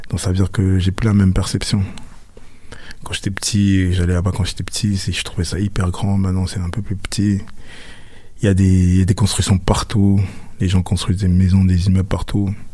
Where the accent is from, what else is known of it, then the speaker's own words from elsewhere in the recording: Cameroon; Petite anecdote, c'est que chez nous, au Cameroun, on a pratiquement tout, on a Carrefour, Super U, tous ces trucs-là.